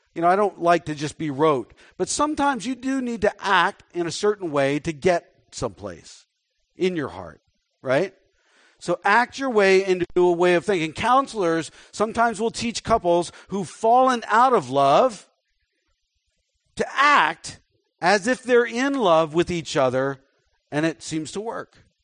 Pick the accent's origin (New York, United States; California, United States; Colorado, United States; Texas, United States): Texas, United States; Dallas; I was born in Dallas